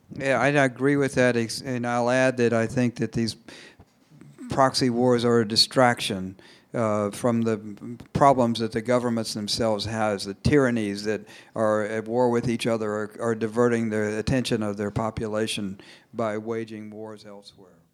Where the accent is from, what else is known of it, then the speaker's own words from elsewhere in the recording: United States; as an American